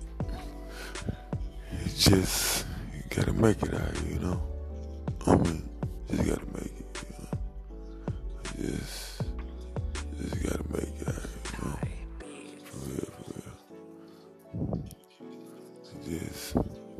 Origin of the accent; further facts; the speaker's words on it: St. Louis, Missouri, United States; I'm from St. Louis, Missouri